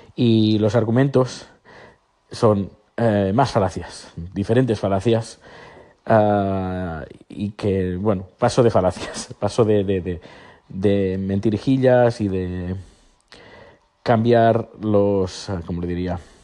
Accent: Navarre, Spain; siendo navarro

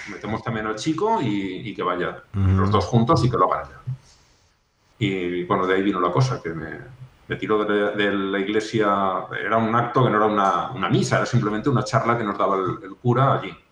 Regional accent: Aragon, Spain; mi pueblo no es que sea muy grande, pero unos 15.000 habitantes, para, para donde yo soy, Aragón

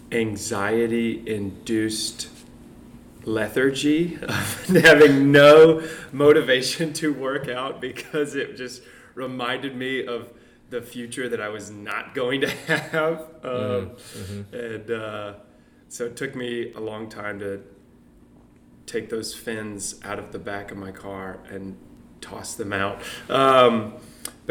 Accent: Montgomery, Alabama, United States; moved away; also born or lived in Florida; I'm from Montgomery, Alabama. I live here now because my wife is from the area

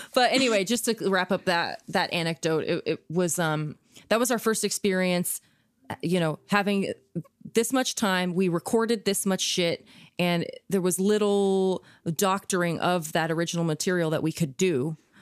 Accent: Kansas, United States; I grew up in Kansas

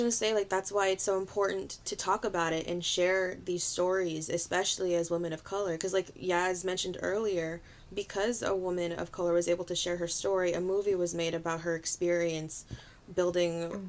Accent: Philippines; I can't hide that I'm Filipina. You look at me and you, hopefully you see Filipina, you know what I mean?

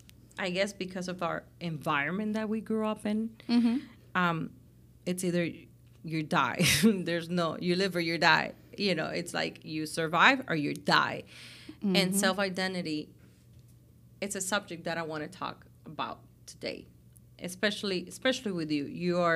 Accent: Cuba; I know you come from, you know, where we come from Cuba and our backgrounds and where you are now

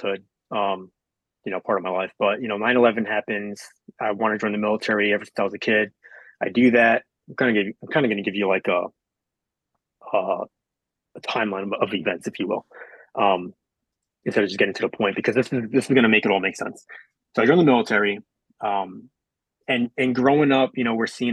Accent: Long Island, New York, United States; moved away; I was born and raised in New York. Yep, I was born and raised in Long Island, more specifically

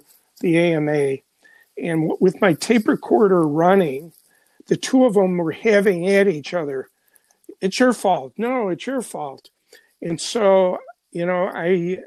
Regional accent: Chicago, Illinois, United States; also born or lived in the American South; I'm a Chicago guy.

